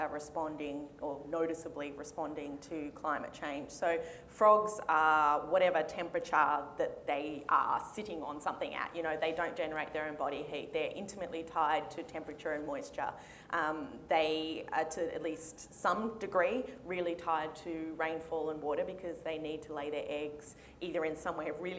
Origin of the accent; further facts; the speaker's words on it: Sydney, New South Wales, Australia; moved away as an adult; also born or lived in Townsville, Australia; I grew up in Sydney